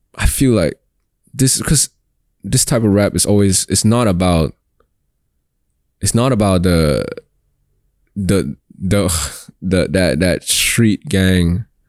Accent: Singapore; I'm Singaporean

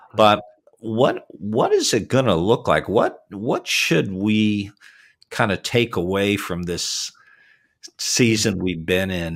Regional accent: Toronto, Ontario, Canada; born or raised there; moved away

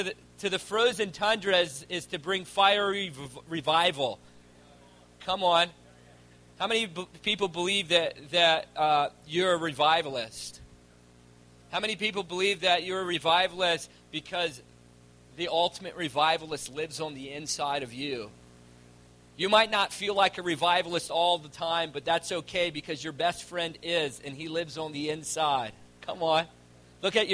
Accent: Virginia, United States; moved away as an adult; now in Calgary, Canada; I'm originally from Virginia, and I moved to Calgary about 4 years ago

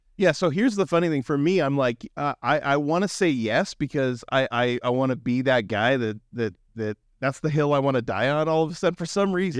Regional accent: Western Washington, United States; growing up in Western Washington

